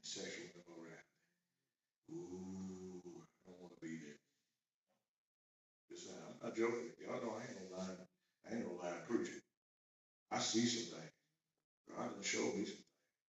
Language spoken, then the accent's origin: English; United States; we're American